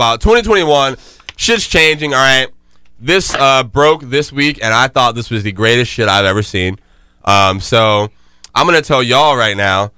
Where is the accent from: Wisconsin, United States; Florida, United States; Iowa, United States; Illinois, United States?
Florida, United States; Jacksonville; moved away; Duval. Let's go, my fucking city